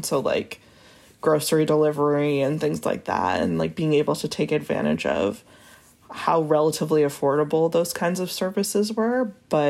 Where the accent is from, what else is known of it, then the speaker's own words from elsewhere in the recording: New England, United States; moved away as an adult; also born or lived in New York; now in Little Rock, United States; I'm originally from New England and went to straight to New York for college and lived there for 10 years.